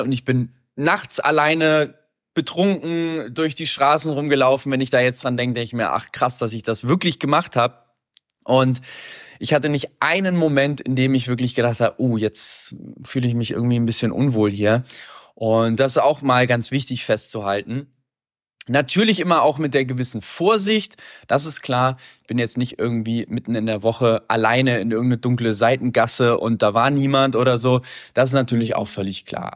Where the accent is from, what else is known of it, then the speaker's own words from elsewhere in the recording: Hamburg, Germany; moved away; also born or lived in Medellín; ich komme aus Hamburg